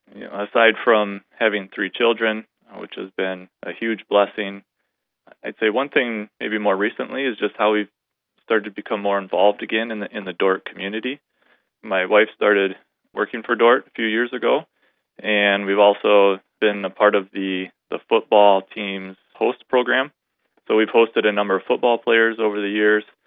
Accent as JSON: {"language": "English", "town": "Sioux Center", "region": "Iowa", "country": "United States", "tie": "born or raised there", "said": "I was born and raised in Sioux Center"}